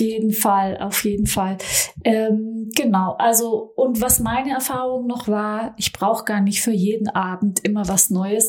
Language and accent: German; Stuttgart area, Baden-Württemberg, Germany; also born or lived in Frankfurt; now in Berlin, Germany; Ich komme ja so aus dem Stuttgarter Raum, dann habe ich im Frankfurter Raum gelebt oder in Frankfurt, jetzt in Berlin